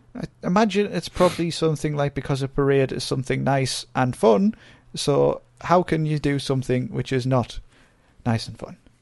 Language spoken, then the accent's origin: English; North East England, United Kingdom; accent: Geordie-ish; We don't, we're not classed as Geordies. We are Geordie-ish.